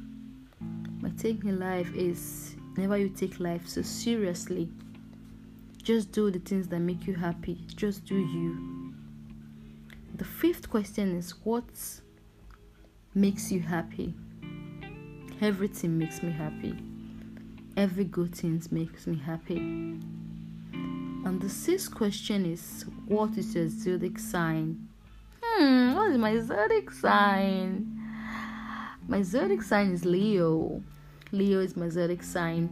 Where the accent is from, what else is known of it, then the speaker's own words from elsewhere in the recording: Edo, Nigeria; I'm from Edo State, Nigeria. Igara to be precise.